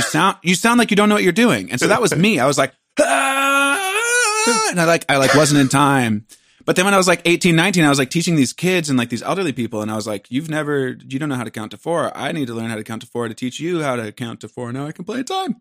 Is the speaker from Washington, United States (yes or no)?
yes; Port Angeles, Washington, United States; moved away; I'm from a very small town, twenty thousand people. We're three hours from Seattle. We're in a national park